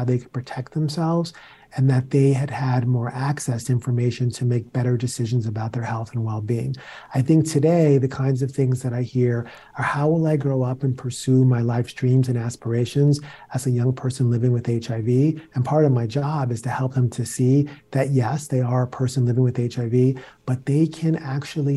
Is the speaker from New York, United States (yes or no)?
yes; New York City, New York, United States; I grew up in the South Bronx